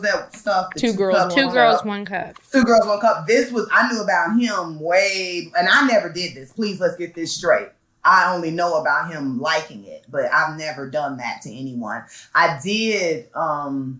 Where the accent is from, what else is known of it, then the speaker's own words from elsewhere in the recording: Chicago, Illinois, United States; I'm from Chicago